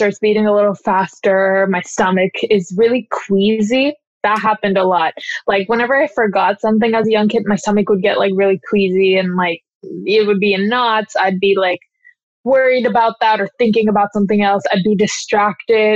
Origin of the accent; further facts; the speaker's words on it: Redmond, Washington, United States; also born or lived in Kirkland, Washington; I was raised in Redmond, and Redmond is like fairly diverse